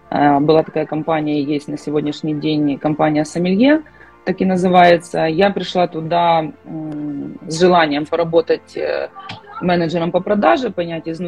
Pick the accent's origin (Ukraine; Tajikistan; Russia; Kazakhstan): Ukraine; я с Украины, живу в городе Киеве.